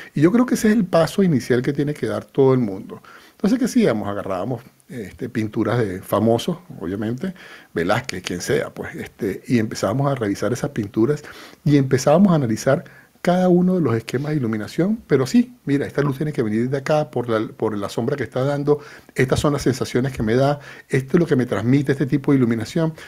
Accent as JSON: {"language": "Spanish", "country": "Venezuela", "moved": "yes", "lives_now": "Spain", "said": "Yo soy venezolano"}